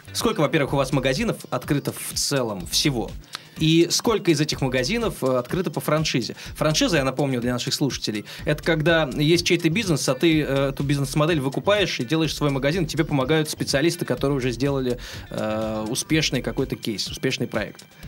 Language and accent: Russian; Oryol, Oryol Oblast, Russia; moved away; в своем родном городе, я, между прочим, из Орла.